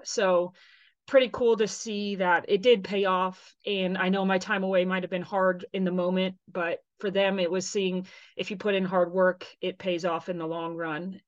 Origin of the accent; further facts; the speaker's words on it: Texas, United States; moved away as an adult; also born or lived in Tennessee; I'm from Texas originally